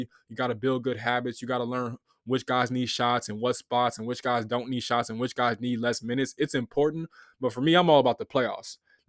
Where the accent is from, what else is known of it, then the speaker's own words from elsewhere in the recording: Inglewood, California, United States; I'm from Inglewood, California.